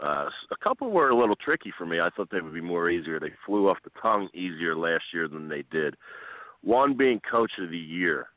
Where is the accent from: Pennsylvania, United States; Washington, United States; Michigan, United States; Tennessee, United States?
Pennsylvania, United States; Philadelphia; as a Philadelphian